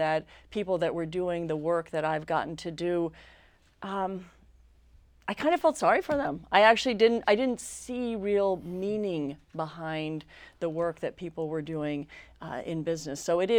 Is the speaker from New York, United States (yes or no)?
yes; New York City, New York, United States; I grew up in New York City, child of a working New York actor, which meant that he wasn't working a lot.